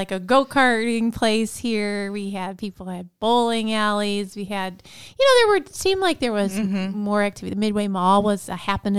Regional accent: Elyria, Ohio, United States; when I grew up in Elyria

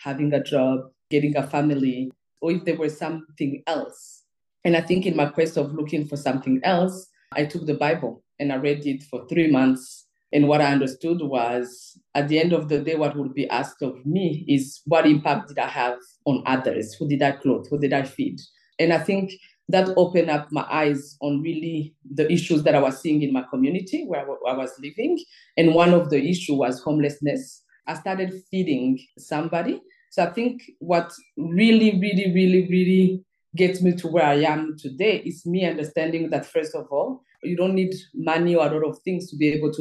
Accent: Rwanda; also born or lived in Belgium; from Rwanda

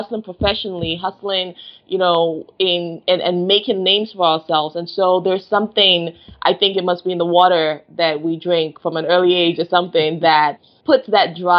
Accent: Nigeria; moved away as an adult; also born or lived in Dar es Salaam, Tanzania / United Kingdom; now in Washington, D.C., United States; I was in Nigeria from birth until 10

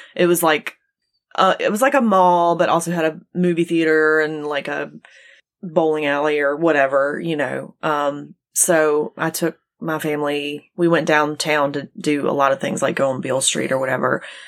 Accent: Gulf Coast, United States; I grew up near the Gulf Coast

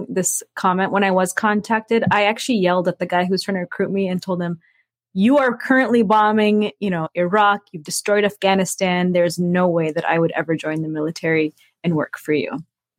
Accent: United States; I was born and raised here in America and living in a post 9/11 world, the U.S. military tried to recruit young Muslims like myself

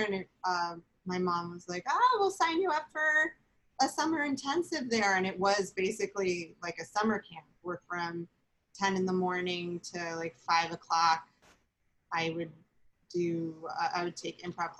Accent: Long Island, New York, United States; So I grew up on Long Island and it was nice.

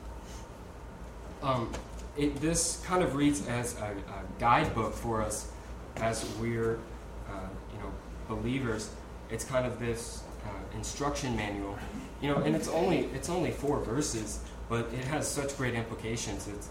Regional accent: United States; my life as an American

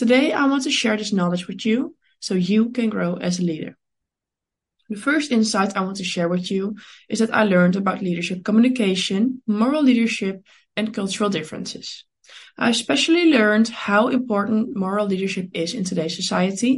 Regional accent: Netherlands; I was born in the Netherlands and over there I'm currently studying international business

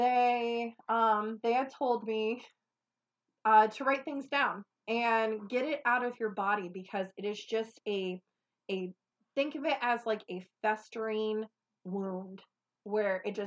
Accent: Ohio, United States; you know we're from Ohio when we say towpath

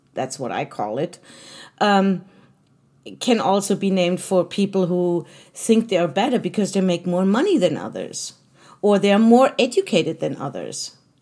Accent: Germany; moved away as an adult; now in United States; I was born in Germany. I was actually German. Now I'm American, but, um, I'm an American citizen, but I was German for most of my life

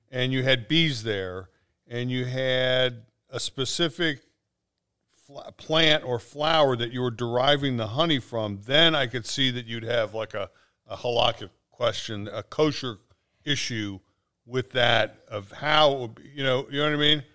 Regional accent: Cincinnati, Ohio, United States; I grew up in North Avondale

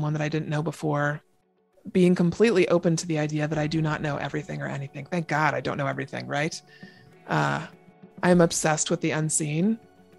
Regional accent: Seattle, Washington, United States; now in Everett, United States; I am from Seattle, Washington, born and raised. I now live in Everett, Washington, just north of Seattle

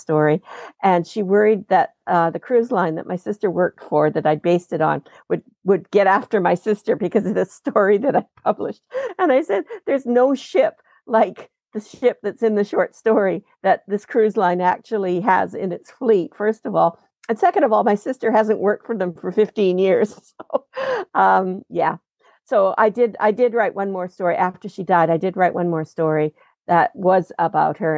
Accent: Regina, Saskatchewan, Canada; also born or lived in London, England; now in Vancouver, Canada; when I was growing up in Regina.

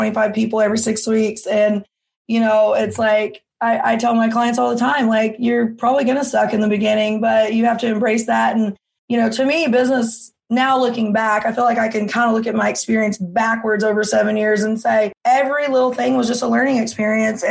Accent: Arkansas, United States; now in Florida, United States; I grew up in a one stoplight town

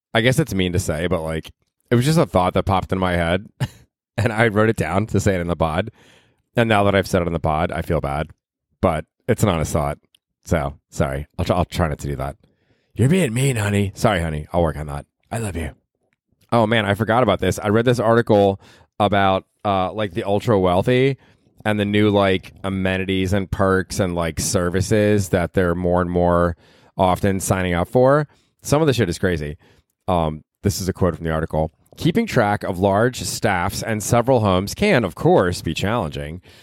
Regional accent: Tampa, Florida, United States; moved away; I grew up in Tampa

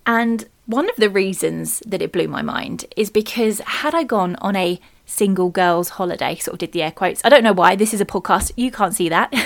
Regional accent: United Kingdom

